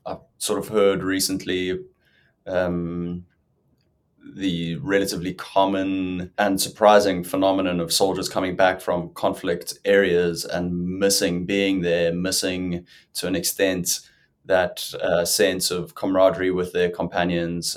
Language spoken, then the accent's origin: English; South Africa; I'm South African, as you may or may not have guessed. I grew up in the water, in the ocean all the time